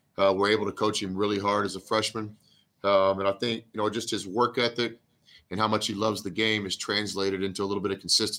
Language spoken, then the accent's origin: English; Texas, United States; moved away as an adult; also born or lived in Kansas / Oklahoma; growing up in Texas, you know, Whataburger was always the spot